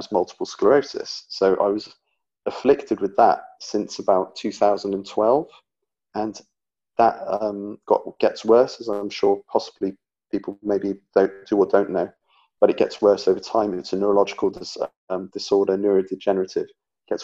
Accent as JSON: {"language": "English", "region": "England", "country": "United Kingdom", "said": "I'm from England, and I live in England. Currently in the Midlands, in the middle of England."}